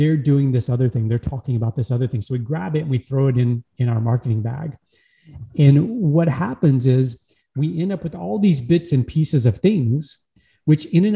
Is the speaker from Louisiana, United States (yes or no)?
yes; Louisiana, United States; I'm from Louisiana in the US, United States, born and raised in the same town